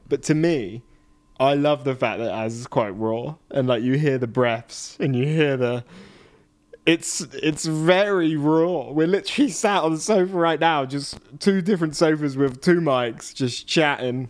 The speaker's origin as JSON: {"language": "English", "country": "United Kingdom", "said": "being British"}